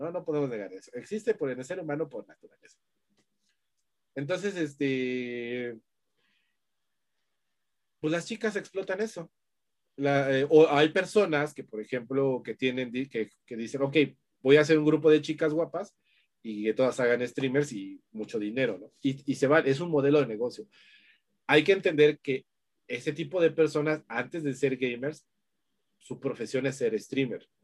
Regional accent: Mexico; sobre todo como mexicanos, ¿no? Como mexicanos que somos la envidia

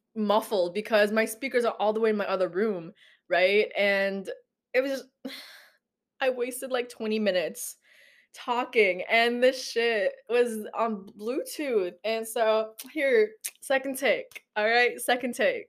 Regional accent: Philippines; growing up in the Philippines, everybody in the neighborhood knew me

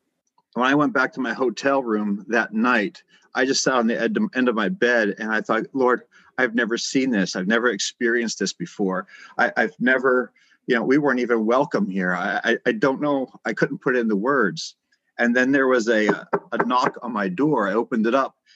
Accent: United States; I'm from America

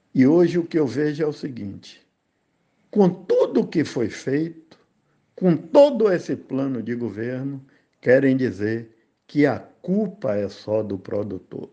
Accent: Bahia, Brazil; moved away as an adult; also born or lived in Rio de Janeiro / Camacan; quando eu cheguei no Rio, as pessoas se referiam para mim assim: baiano, vem cá!

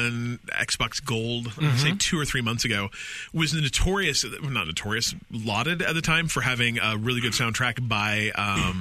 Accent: Utah, United States; I grew up in Utah.

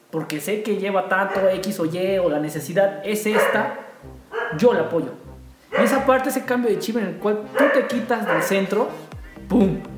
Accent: San Luis Potosí, Mexico; Mira, nosotros somos de San Luis Potosí.

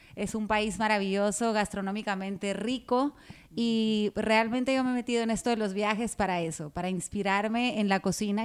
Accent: Guatemala; moved away as an adult; now in Dominican Republic; yo soy guatemalteca, pero me siento dominicana de corazón

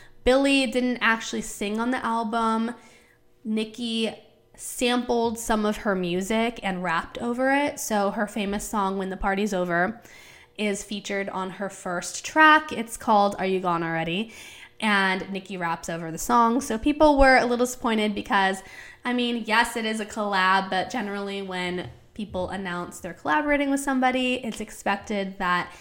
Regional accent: Palm Springs, California, United States; That's my hometown

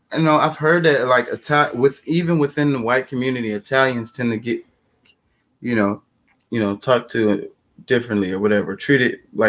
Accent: United States; I feel like I'm an American. I'm native. I'm from here.

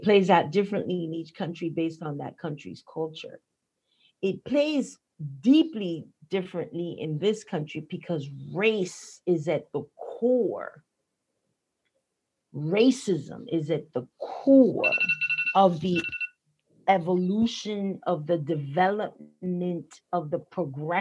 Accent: Colón, Panama; moved away as an adult; now in Boston, United States; being born and raised in the American territory

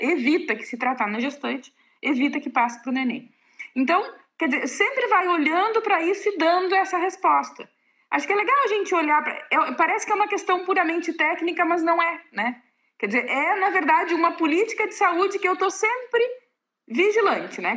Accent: Pelotas, Rio Grande do Sul, Brazil; moved away as an adult; also born or lived in Dionísio Cerqueira / Chapecó; em Pelotas e depois de lá, que é a minha cidade natal, né?

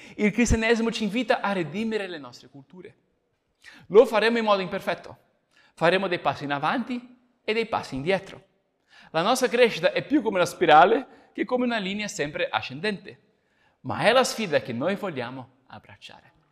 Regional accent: Brazil; moved away; come brasiliano

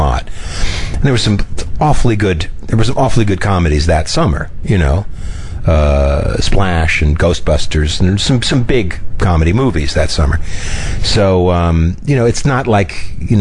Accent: New York City, New York, United States; to live in my hometown

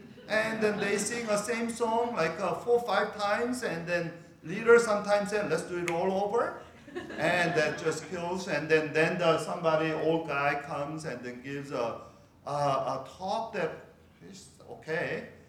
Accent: California, United States; because I'm from Northern California. I'm a Bay Area guy.

